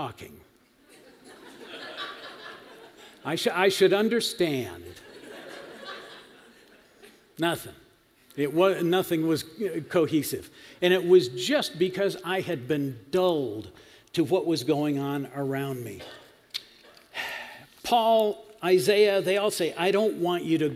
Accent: Western New York, United States; I grew up in Western New York, fruit and vegetable belt of America

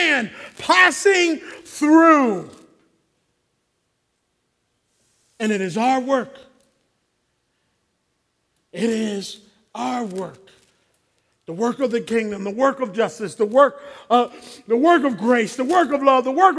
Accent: Philadelphia, Pennsylvania, United States; growing up in Philly as an African-American man

